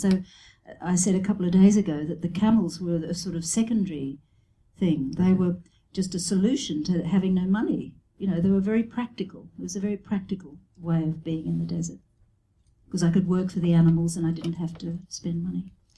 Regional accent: Brisbane, Queensland, Australia; moved away as an adult; also born or lived in Sydney; I had been living in Sydney and I went back to my hometown in Brisbane

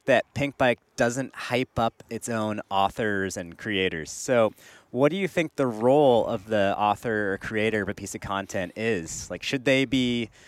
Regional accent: Santa Cruz area, Bay Area, California, United States; I'm from the Bay Area, from the Santa Cruz area

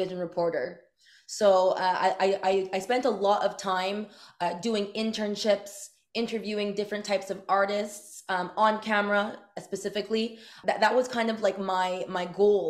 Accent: Montreal, Quebec, Canada; I'm from Montreal

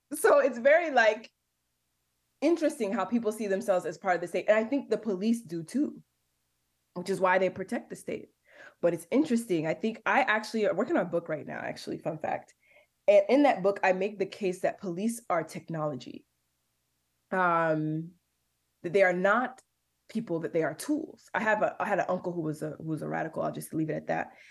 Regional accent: Detroit, Michigan, United States; I grew up on Twelve Mile and Losser.

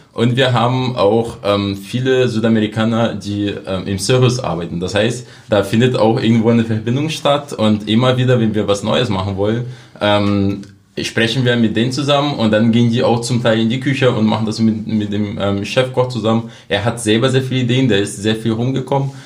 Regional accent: Brazil; German is a second language; moved away as an adult; now in Cottbus, Germany; meine Heimat Brasilien, das bleibt auch. Ich bin ja immer noch Brasilianer

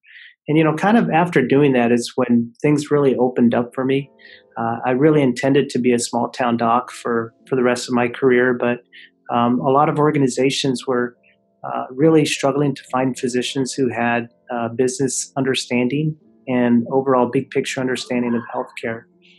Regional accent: West Texas, United States; accent: Texan drawl; moved away as an adult; also born or lived in Odessa, Texas / Austin, Texas / Dallas, Texas; I was born in Odessa, Texas, and grew up in a small town in West Texas.

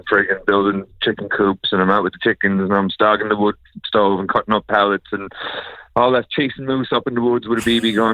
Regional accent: Logy Bay, Newfoundland and Labrador, Canada; Logie Bay boy.

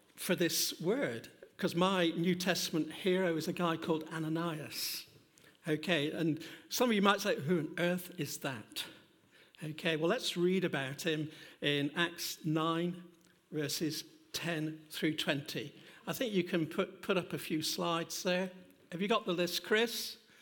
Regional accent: England, United Kingdom; we're too English.

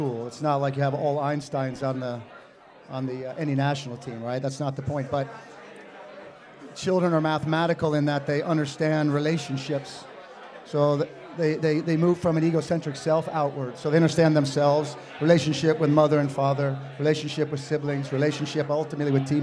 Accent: Connecticut, United States; also born or lived in New Hampshire; I grew up in Connecticut

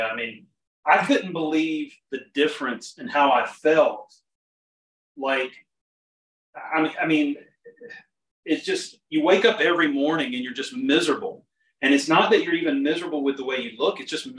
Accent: the South, United States; growing up in the South, it's very hot and humid

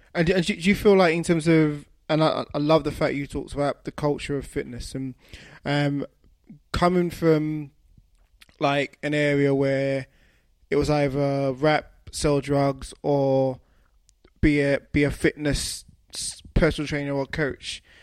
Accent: London, United Kingdom; we're both from London

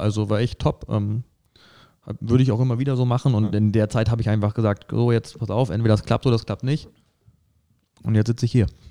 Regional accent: northern Brandenburg, Germany; moved away as an adult; now in Saarland, Germany; ich komme aus Nordbrandenburg, ähm, haben da einen Großteil äh, unseres Lebens verbracht

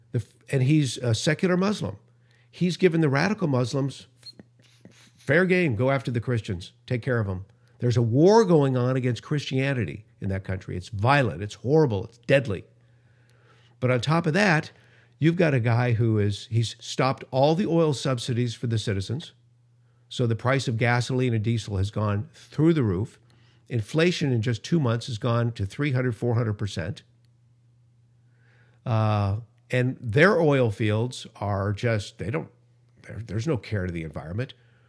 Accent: Los Angeles, California, United States; also born or lived in Denver; I remember growing up in Los Angeles in the 60s. The smog was so thick, I would literally have asthma attacks as a young kid. We moved for a couple of years to Denver, Colorado

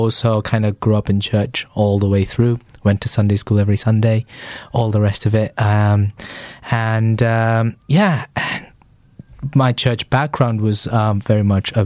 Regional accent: Chennai, Tamil Nadu, India; moved away as an adult; now in England; I grew up in a place called Chennai in the southeast of India.

